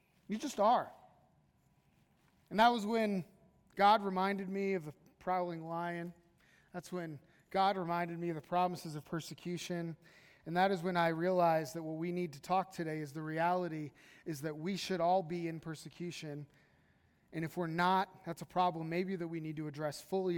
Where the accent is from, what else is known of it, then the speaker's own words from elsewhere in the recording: United States; American Christians